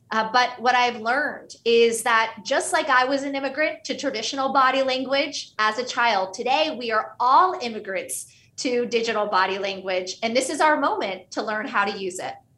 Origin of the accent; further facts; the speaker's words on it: Pittsburgh, Pennsylvania, United States; first language Hindi; English is a second language; My parents were Indian immigrants, and we grew up in Pittsburgh, Pennsylvania, which meant at home, we spoke Hindi.